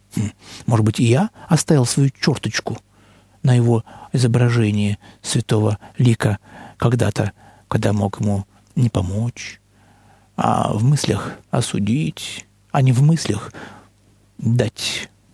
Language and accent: Russian; Russia; мы из России